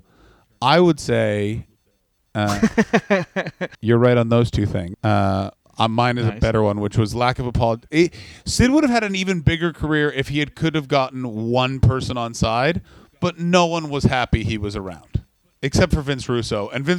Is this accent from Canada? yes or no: yes; Ottawa, Ontario, Canada; in my hometown in 2017 in Ottawa, Ontario, Canada.